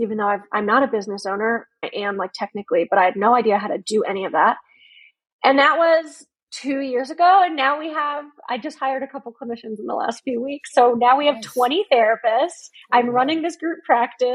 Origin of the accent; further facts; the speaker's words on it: Connecticut, United States; now in Baltimore, United States; I'm from Connecticut